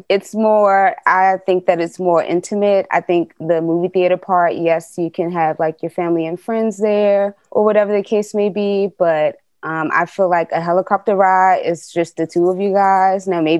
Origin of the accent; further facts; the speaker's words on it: Washington, District of Columbia, United States; I'm from Washington, D.C.